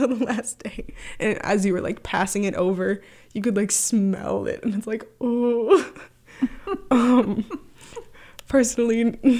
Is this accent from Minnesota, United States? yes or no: yes; Grand Marais, Minnesota, United States; I'm from Grand Marais, Minnesota. Grew up here, born and raised